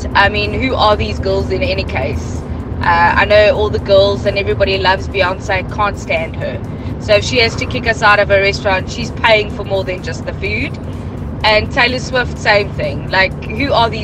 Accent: South Africa; As a South African

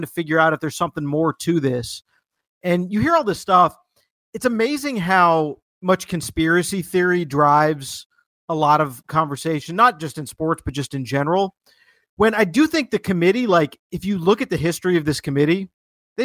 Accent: Atlanta, Georgia, United States; my hometown of Atlanta, Georgia

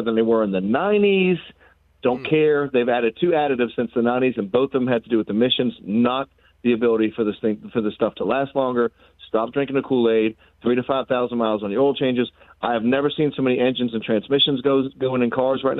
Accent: Boston, Massachusetts, United States; I grew up in Boston watching Bird and Parrish and all them play

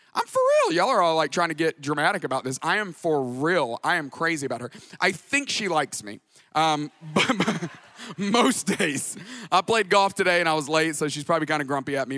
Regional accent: Tuscaloosa, Alabama, United States; moved away as an adult; also born or lived in Atlanta, Georgia / Dallas, Texas; I grew up in Tuscaloosa, Alabama. I moved to Atlanta in nineteen ninety-eight

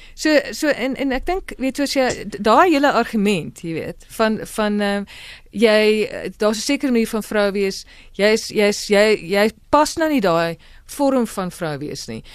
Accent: South Africa; ons ook as Afrikaners

